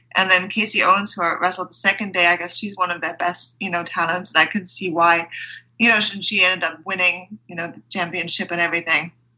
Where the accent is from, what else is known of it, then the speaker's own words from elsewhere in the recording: Germany; moved away as an adult; also born or lived in England / London; I grew up in Germany, so I went to school in Germany, and then I actually moved to England to go to university